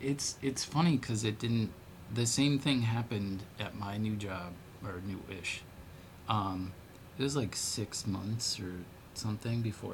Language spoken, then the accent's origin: English; Ireland; Which is a very odd thing, Irish tuning, which I'm